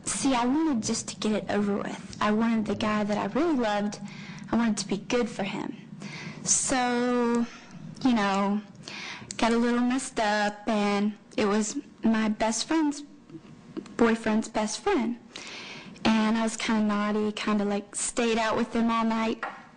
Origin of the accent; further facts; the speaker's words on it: Baton Rouge, Louisiana, United States; I'm from Louisiana.